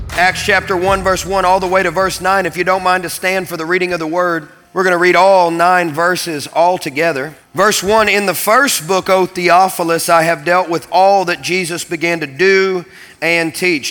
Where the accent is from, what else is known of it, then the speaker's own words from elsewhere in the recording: Kentucky, United States; growing up in Kentucky